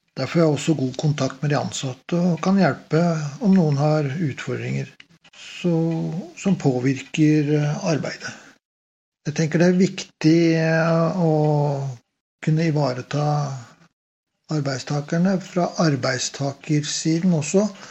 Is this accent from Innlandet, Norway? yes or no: no; Oslo, Norway; moved away as an adult; now in Stavanger, Norway; Jeg er født og oppvokst i Oslo og kom til Stavanger i 1988